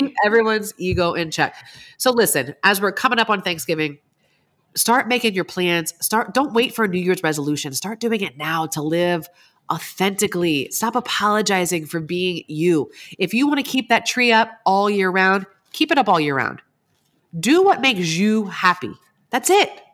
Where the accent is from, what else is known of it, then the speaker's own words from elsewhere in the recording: East Coast, United States; I grew up in the East Coast